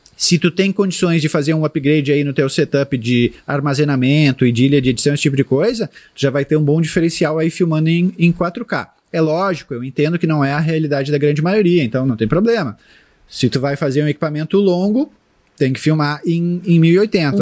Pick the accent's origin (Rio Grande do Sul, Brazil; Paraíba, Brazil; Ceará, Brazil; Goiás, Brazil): Rio Grande do Sul, Brazil; Porto Alegre; eu sou de Porto Alegre